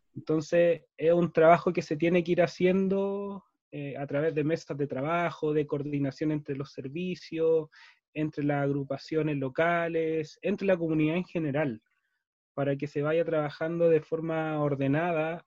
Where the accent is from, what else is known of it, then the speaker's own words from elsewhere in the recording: Santiago, Santiago Metropolitan Region, Chile; moved away as an adult; now in Futaleufú, Chile; nací en Santiago, eh, desde chico conozco Futalufú porque mis padres tienen un camping acá